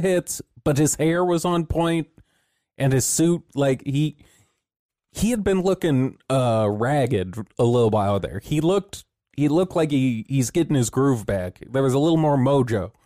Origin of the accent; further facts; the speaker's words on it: California, United States; we come from California